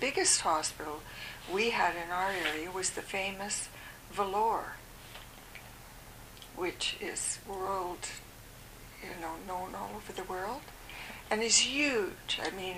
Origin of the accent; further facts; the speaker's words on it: Ottawa, Ontario, Canada; now in Vancouver, Canada; when we had some family planning orientation here in Vancouver, before going, and I was from Ottawa, I think I joined in Montreal.